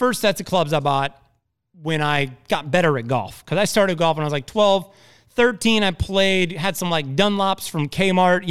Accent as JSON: {"language": "English", "region": "Indiana", "country": "United States", "said": "I'm from Indiana"}